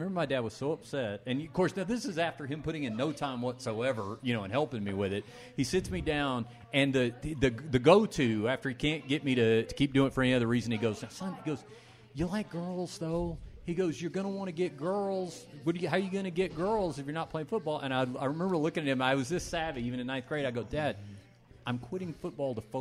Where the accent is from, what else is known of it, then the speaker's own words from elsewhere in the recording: Texas, United States; now in Las Vegas, United States; I'm from Texas